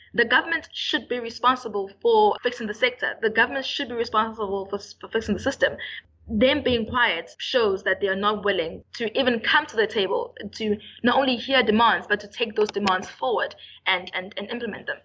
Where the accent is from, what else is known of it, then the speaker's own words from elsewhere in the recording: Durban, KwaZulu-Natal, South Africa; UKZN, I'm from Durban